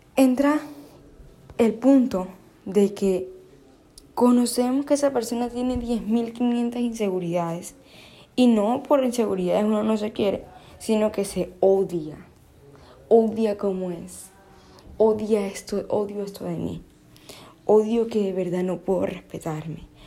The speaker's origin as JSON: {"language": "Spanish", "town": "Barranquilla", "region": "Atlántico", "country": "Colombia", "said": "soy de Barranquilla"}